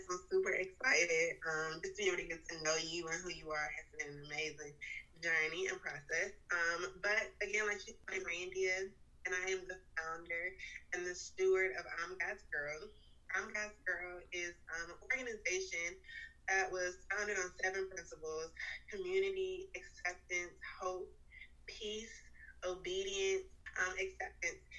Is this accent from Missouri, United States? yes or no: no; Richmond, Virginia, United States; now in Raleigh, United States; I'm from Richmond, Virginia, and I currently live in Raleigh, North Carolina.